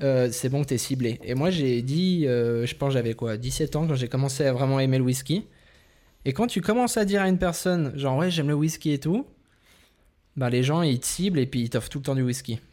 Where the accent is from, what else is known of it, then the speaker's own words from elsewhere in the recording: Vaud, Switzerland; on vient de Suisse, on vient du canton de Vaud